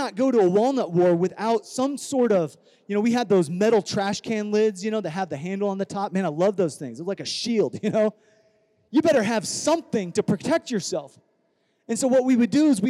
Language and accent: English; Iowa, United States; now in California, United States; I grew up in Iowa without technology